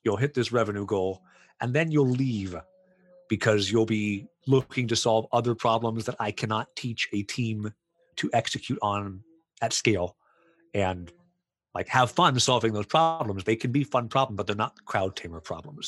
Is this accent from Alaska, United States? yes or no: no; Florida, United States; also born or lived in Poland; now in Canada; I'm originally from the States, uh, from Florida and then as is as everyone does i moved to poland lived there for seven years and then went to canada